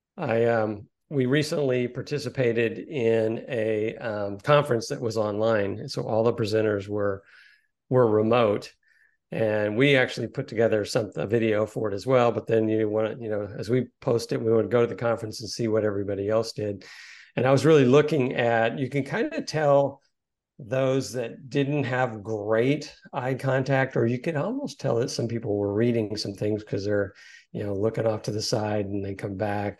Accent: Corpus Christi, Texas, United States; I grew up in Corpus Christi, Texas

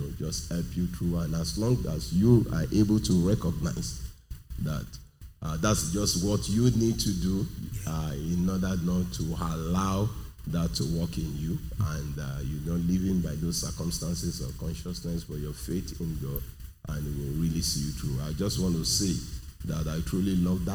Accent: Nigeria; I'm from Nigeria, I'm in Nigeria

